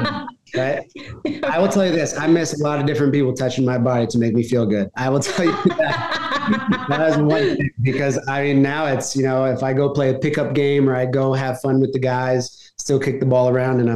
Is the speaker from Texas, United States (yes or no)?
yes; Dallas, Texas, United States; I'm originally from Texas. I'm originally from Dallas, Texas. Yeah. I don't have a Southern accent